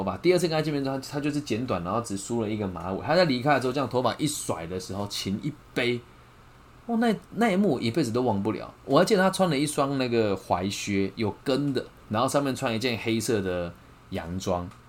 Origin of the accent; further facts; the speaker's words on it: Taiwan; 我不知道说什么，我们台湾人比较爱计较还是什么？